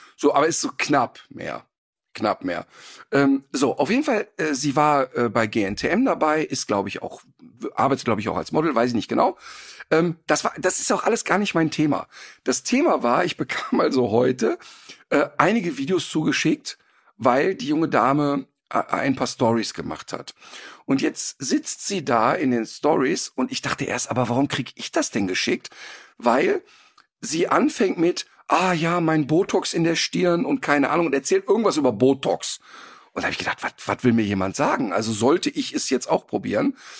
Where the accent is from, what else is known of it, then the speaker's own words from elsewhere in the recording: Ruhr area, North Rhine-Westphalia, Germany; now in Cologne, Germany; Ich komme ja ursprünglich aus dem Robot und habe ja nicht so eine Ursprungsaffinität. Aber durch die 30 Jahre Köln